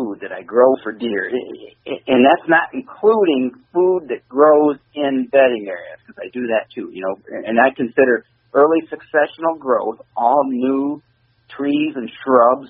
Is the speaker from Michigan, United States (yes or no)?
yes; Michigan, United States; we're from Michigan